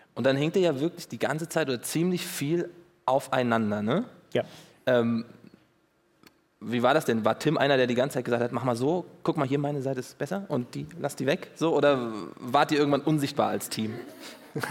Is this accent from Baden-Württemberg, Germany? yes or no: no; Hesse, Germany; ich bin Hesse